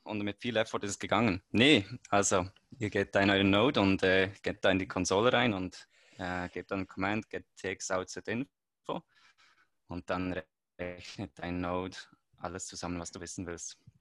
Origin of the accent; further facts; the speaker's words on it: Switzerland; ich komme aus der Schweiz